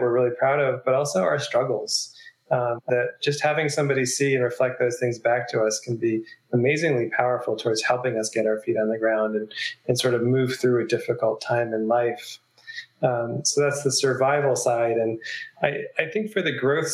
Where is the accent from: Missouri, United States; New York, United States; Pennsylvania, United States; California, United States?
New York, United States; now in Asheville, United States; I'm from New York